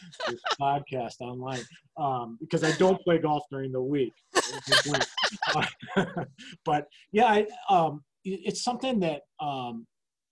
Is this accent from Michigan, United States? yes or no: yes; East Lansing, Michigan, United States; growing up in East Lansing, we had access to the university facility